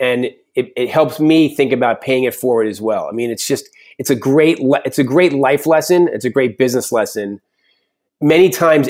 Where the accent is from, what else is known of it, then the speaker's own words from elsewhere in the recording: New York, United States; And I'm a New Yorker, but I really want to be a cowboy.